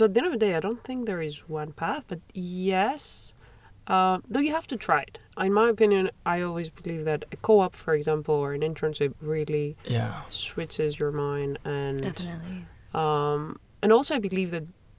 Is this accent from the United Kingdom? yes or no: no; Greece; moved away as an adult; now in Montreal, Canada; I'm from Europe. I'm from Greece